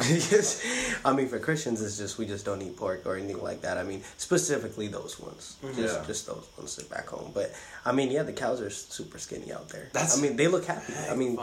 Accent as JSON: {"language": "English", "town": "Oakland", "region": "California", "country": "United States", "tie": "born or raised there", "also_born_or_lived": "Ethiopia / San Jose", "said": "I came here when I was 2 years old"}